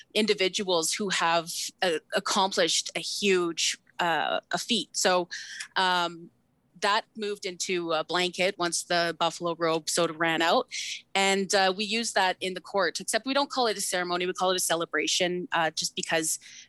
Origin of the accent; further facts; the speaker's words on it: Samson Cree Nation, Alberta, Canada; so I'm Cree. I'm from Samson Cree Nation, located in Musqueam